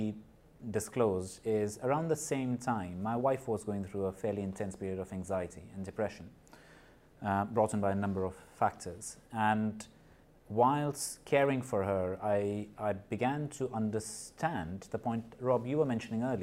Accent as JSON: {"language": "English", "country": "Nepal", "tie": "born or raised there", "also_born_or_lived": "India", "moved": "yes", "said": "I was born in Nepal. I grew up in Nepal and in India."}